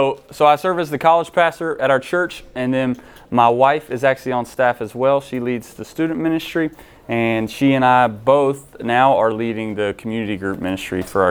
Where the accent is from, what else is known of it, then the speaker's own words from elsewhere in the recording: Shelby, North Carolina, United States; moved away as an adult; also born or lived in Mars Hill, North Carolina; I'm originally from Shelby